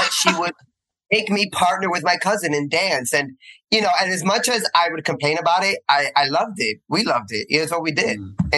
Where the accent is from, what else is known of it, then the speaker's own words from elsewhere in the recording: Union City, New Jersey, United States; moved away as an adult; also born or lived in Hoboken, New Jersey; now in New York, United States; I am born and raised in Hoboken, raised in Union City, based in New York.